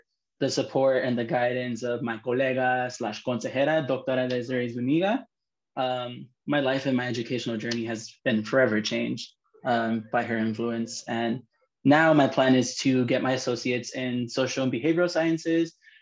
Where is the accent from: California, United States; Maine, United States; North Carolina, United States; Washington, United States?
California, United States; San Fernando Valley; I am from the San Fernando Valley, California